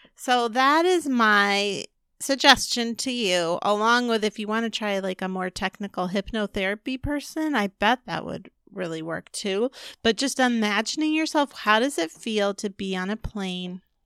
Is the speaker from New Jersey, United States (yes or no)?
no; California, United States; I grew up in California